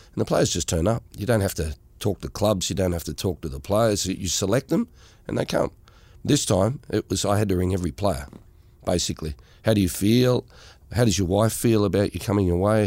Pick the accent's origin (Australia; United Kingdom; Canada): Australia; being Australian myself